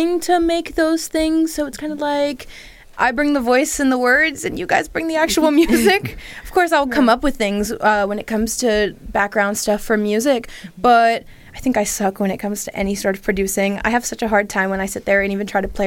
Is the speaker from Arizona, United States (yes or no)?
no; Philadelphia, Pennsylvania, United States; I'm from Philly. I live right outside of Philly.